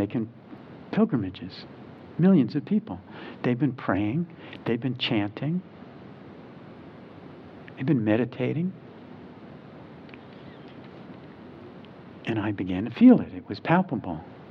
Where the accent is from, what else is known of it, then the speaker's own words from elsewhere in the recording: New Jersey, United States; now in Charlottesville, United States; I grew up in New Jersey